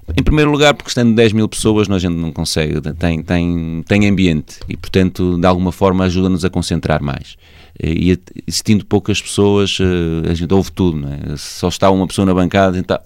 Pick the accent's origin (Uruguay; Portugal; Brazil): Portugal; Senhora da Hora, Norte; eu sou natural da, da Senhora da Hora